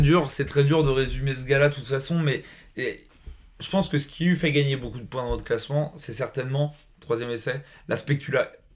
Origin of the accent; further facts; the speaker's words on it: France; on est français